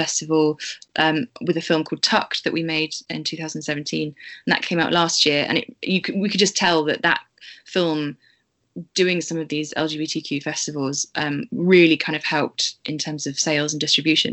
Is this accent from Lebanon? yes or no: no; Bristol, South West England, United Kingdom